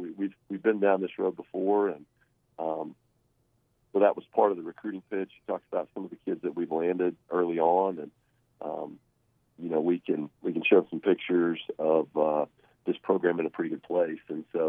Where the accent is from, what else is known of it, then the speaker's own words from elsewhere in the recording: Kansas, United States; now in Arkansas, United States; I grew up in Kansas.